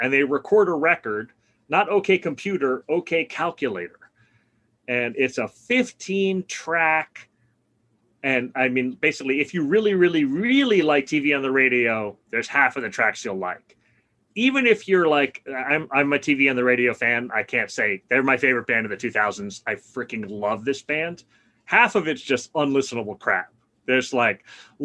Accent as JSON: {"language": "English", "town": "New York City", "region": "New York", "country": "United States", "tie": "born or raised there", "moved": "as an adult", "said": "I grew up in Brooklyn. I basically left in 1987 when I went to college"}